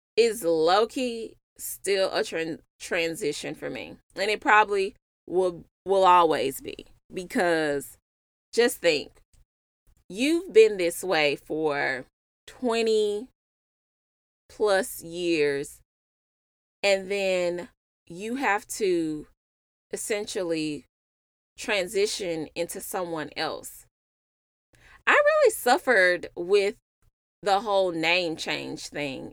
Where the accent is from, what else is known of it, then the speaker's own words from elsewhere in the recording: Memphis, Tennessee, United States; moved away as an adult; now in Dallas, United States; I'm originally from Memphis, and I moved to Dallas for my husband slash boyfriend.